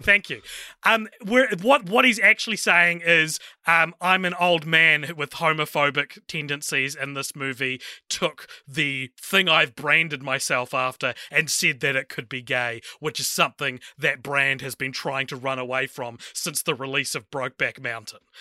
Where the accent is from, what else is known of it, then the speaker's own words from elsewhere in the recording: New Zealand; my home country